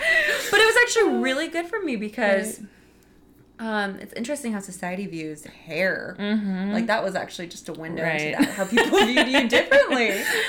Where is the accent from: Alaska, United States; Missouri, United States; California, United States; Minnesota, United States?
Missouri, United States; St. Louis; moved away; He lives in my hometown in St. Louis.